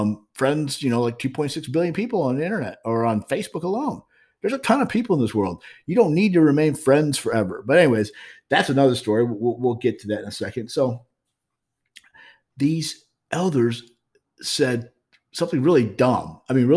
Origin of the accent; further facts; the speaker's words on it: Highland, Illinois, United States; moved away as an adult; now in St. Louis, United States; I'm growing up in Highland, Illinois. And that's how I kind of sort of migrated back here to St. Louis, Missouri. After all the years, I had grown up for the last 4 years of my high school life in Highland, Illinois